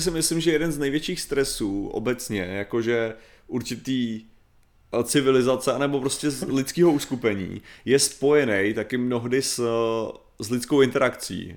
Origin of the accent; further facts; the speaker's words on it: Czechia; já jsem normálně Čech